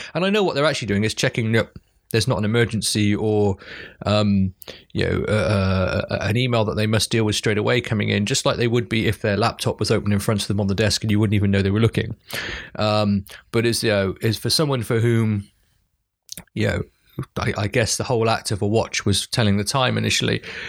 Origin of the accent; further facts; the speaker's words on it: United Kingdom; because as a Brit, especially anyway